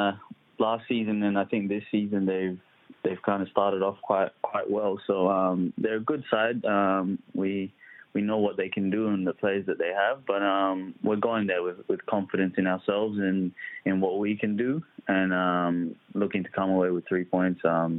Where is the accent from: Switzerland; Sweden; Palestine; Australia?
Australia; Adelaide, South Australia; moved away as an adult; also born or lived in Nairobi, Kenya / Melbourne / Sydney / Greece; now in Perth, Australia; we moved to Adelaide, actually. I grew up in Adelaide, so I spent probably up until I was about 18 there.